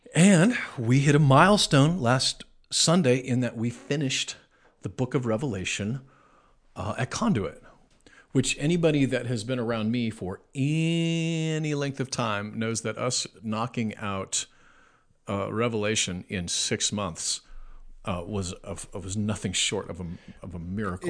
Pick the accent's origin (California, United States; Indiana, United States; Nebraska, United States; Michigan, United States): Nebraska, United States; I'm from Nebraska, but I feel like some of the hillbillies made it to where I'm from